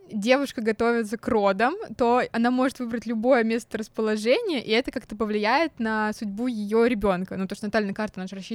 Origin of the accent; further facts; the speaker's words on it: Nizhny Novgorod, Nizhny Novgorod Oblast, Russia; я в Нижнем родилась.